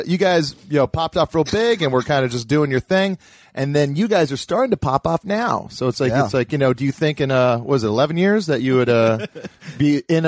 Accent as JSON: {"language": "English", "region": "Hawaii", "country": "United States", "tie": "born or raised there", "moved": "as an adult", "lives_now": "Los Angeles, United States", "said": "I was straight edge growing up in Hawaii"}